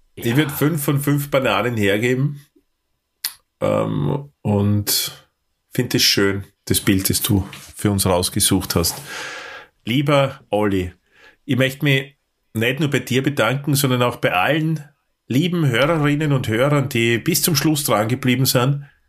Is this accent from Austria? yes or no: yes; Austria; für mich auch natürlich als, als Österreicher